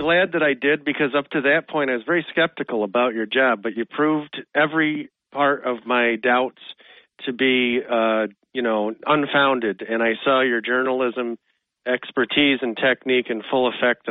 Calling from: Endicott, New York, United States

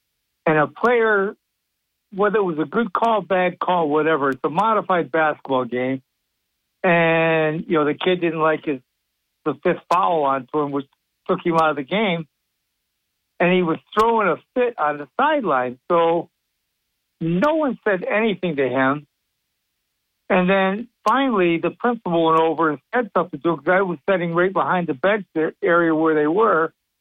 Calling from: Sidney, New York, United States; Sydney, New York.

